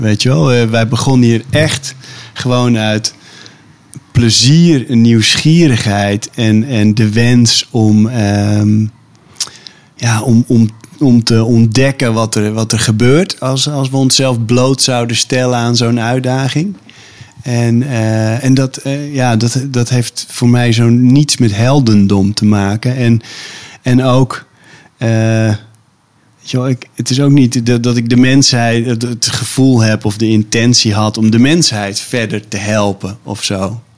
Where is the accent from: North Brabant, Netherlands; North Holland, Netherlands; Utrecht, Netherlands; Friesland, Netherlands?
Friesland, Netherlands; Stiens; moved away; ik heb als kind in Stiens gewoond